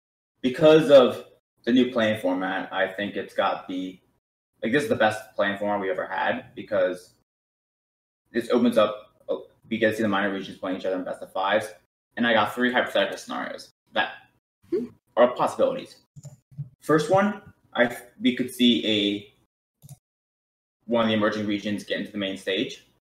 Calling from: Dallas, Texas, United States; I'm calling from Dallas Fort Worth Metroplex in Texas.

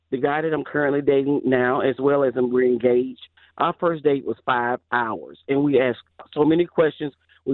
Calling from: Alabama, United States

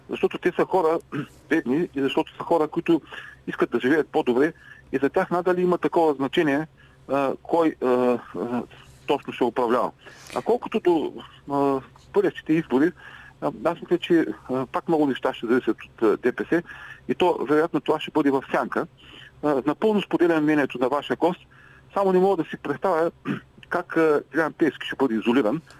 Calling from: Ruse, Ruse Province, Bulgaria; от Русе.

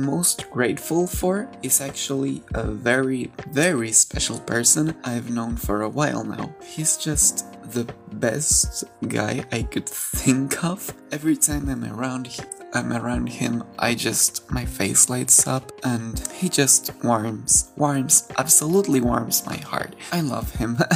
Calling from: Lethbridge, Alberta, Canada; I'm calling from Lethbridge, Alberta, Canada.

